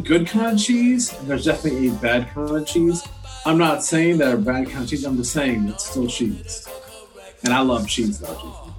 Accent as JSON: {"language": "English", "region": "East Coast", "country": "United States", "tie": "born or raised there", "said": "growing up on the East Coast"}